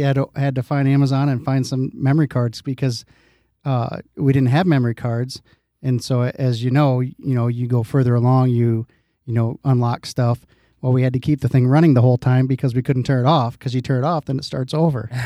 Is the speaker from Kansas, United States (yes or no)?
no; Dike, Iowa, United States; When I grew up in Dyke, we used to have a arcade.